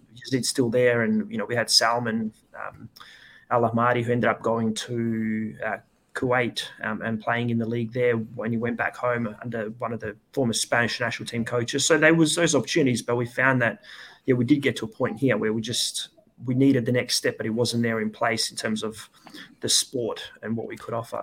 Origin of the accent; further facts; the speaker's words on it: Perth, Western Australia, Australia; also born or lived in Serbia; I moved to Australia when I was six with my family and I've been here ever since